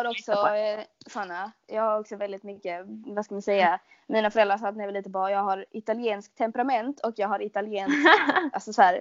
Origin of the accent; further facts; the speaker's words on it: Skåne, Sweden; accent: Scanian; min dialekt är ju liksom folk bara eller typ folk man träffar som inte är från Skåne bara alltså du snackar så jävla grovt.